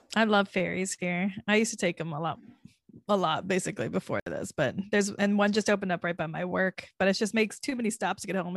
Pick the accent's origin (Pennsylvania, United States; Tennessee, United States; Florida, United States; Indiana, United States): Florida, United States; now in New York City, United States; I am from Florida.